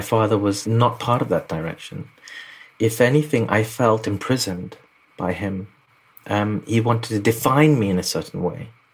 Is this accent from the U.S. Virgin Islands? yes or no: no; London, United Kingdom; I was born in London, but they just lived through a war. It was called East Pakistan, and then it was the war happened, and then it formed Bangladesh in '71. I was born in '74. So I grew up South London